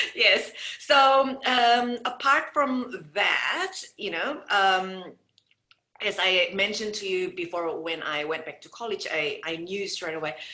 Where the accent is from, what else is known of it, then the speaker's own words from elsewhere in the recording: Indonesia; moved away as an adult; I came from Indonesia and I moved here um, in 1996 to marry my first husband